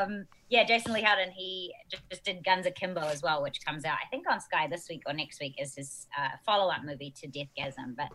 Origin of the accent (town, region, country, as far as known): New Zealand; accent: New Zealand; moved away